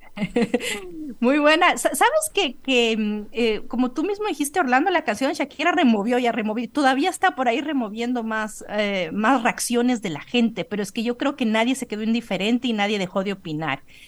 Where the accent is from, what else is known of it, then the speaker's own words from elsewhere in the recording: Ecuador; moved away as an adult; also born or lived in Colombia / Europe; yo salí eh, del Ecuador a los 20 años